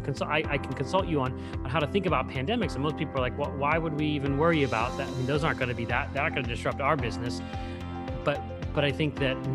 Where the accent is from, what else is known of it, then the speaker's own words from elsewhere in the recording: Pittsburgh, Pennsylvania, United States; I'm from Pittsburgh. I'm talking to you from Pittsburgh.